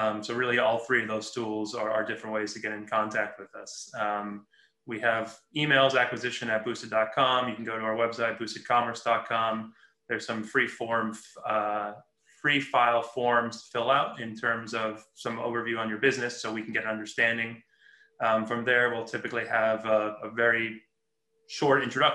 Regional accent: Los Angeles, California, United States; moved away as an adult; I was born and raised in Los Angeles and recently moved back a few years ago

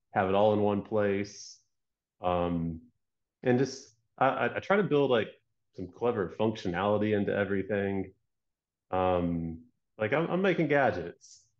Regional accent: Georgia, United States; moved away as an adult; also born or lived in California; my upbringing, I'm from Georgia, the South, um, attended, like, a Christian school from, like, third to twelfth grade

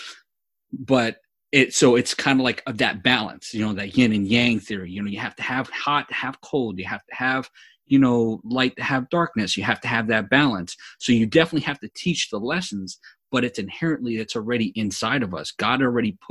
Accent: New York, United States; me growing up in New York

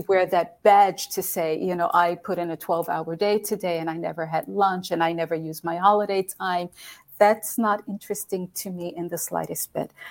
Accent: United States; moved away as an adult; also born or lived in Europe; being an American woman living in a country where English is not the, the spoken language

